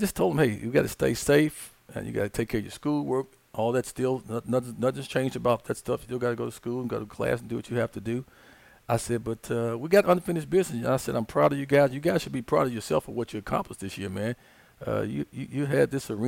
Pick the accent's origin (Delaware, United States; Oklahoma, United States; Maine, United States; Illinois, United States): Illinois, United States; Chicago; moved away as an adult; now in Little Rock, United States; I'm born and raised in Chicago